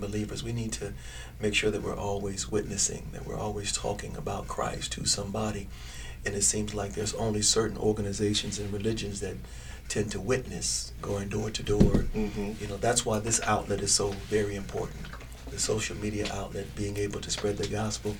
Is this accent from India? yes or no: no; New York City, New York, United States; now in Las Vegas, United States; Born and raised in Harlem, New York City